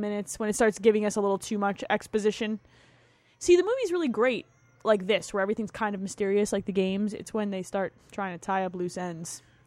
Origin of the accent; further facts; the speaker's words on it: New Jersey, United States; I grew up in New Jersey